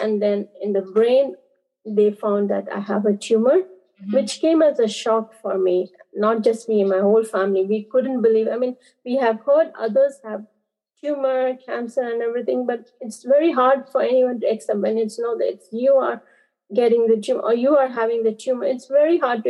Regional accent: Andaman and Nicobar Islands, India; I was born and brought up in Andaman and Nicobar Islands. It's islands that belongs to India

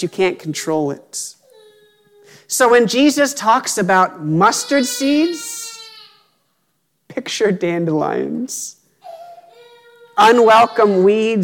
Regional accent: Pennsylvania, United States; Growing up in Pennsylvania, my family owned about 2 acres of land

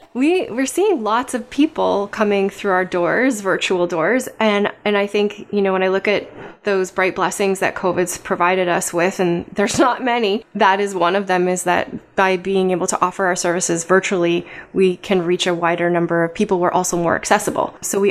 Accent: Barrie, Ontario, Canada; born there; I was born in Barrie. I lived all over the world and chose to come back here.

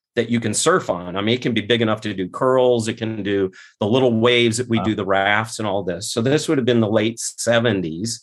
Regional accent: Scottsdale, Arizona, United States; I was born not in Scottsdale, but I was raised in South Scottsdale, Arizona.

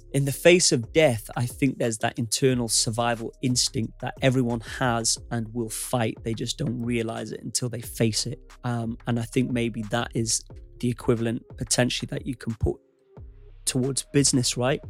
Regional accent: United Kingdom; U K is my home country.

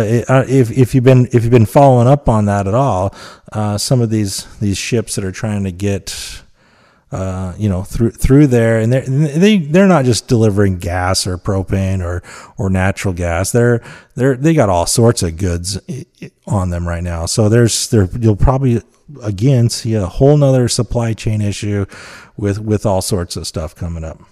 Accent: Utah, United States; I'm from Utah

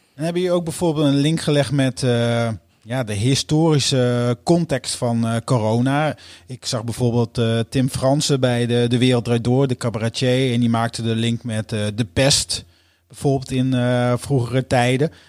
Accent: Groningen, Netherlands; Geboortejaar 1978, geboorteplaats Groningen

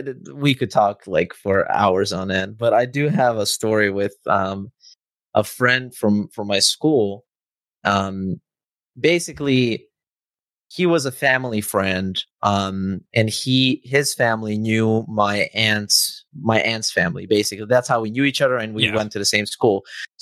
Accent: Novi Sad, Vojvodina, Serbia; It's called Exit. It's in my hometown

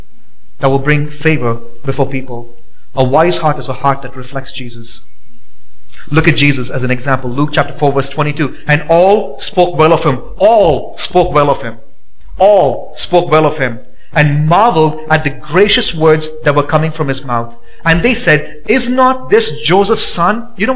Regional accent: India; now in Boise, United States; growing up in India

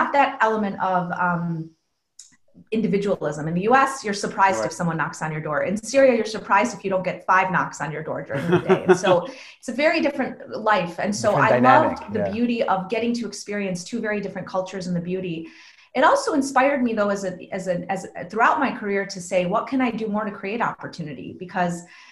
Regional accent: United States; all the privileges of growing up in the United States in this amazing country

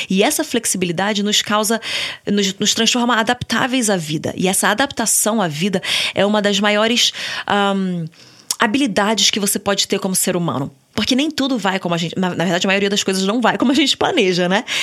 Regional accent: Niterói, Rio de Janeiro, Brazil; born there; also born or lived in São Paulo; Eu nasci no, em Niterói, e aí, com uns 6, 7 anos, eu, eu tava virando 7 anos, a gente se mudou para São Paulo.

